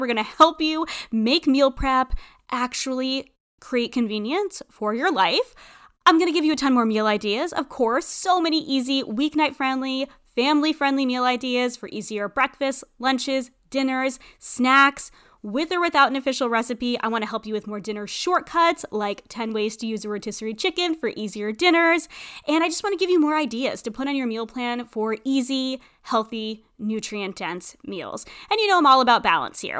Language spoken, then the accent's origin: English; New England, United States; also born or lived in Tampa, Florida; growing up in New England